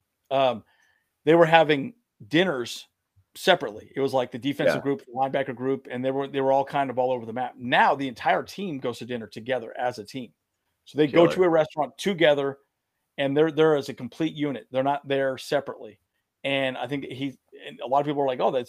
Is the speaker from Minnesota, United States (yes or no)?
no; Santee, California, United States; moved away; we grew up in Santee